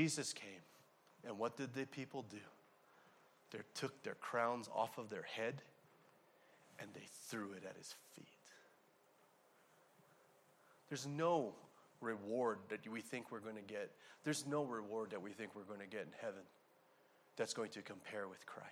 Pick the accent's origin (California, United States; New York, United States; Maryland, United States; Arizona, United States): Arizona, United States; I'm from Arizona